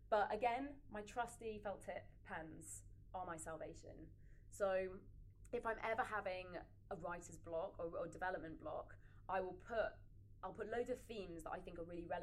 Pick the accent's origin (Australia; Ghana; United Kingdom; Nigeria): United Kingdom; Yorkshire and the Humber; Okay, so I'm from Yorkshire.